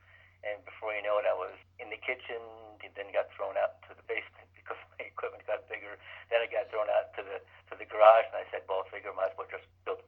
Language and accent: English; Jersey City, New Jersey, United States; also born or lived in Eldred, New York; Just outside of New York City in Jersey City. That's where I grew up. I went to school at Rutgers and did a lot of my education and hockey and things like that in New Jersey.